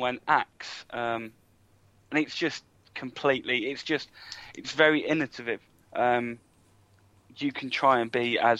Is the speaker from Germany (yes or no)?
no; Surrey, South East England, United Kingdom; now in near Manchester, United Kingdom; I come from Surrey.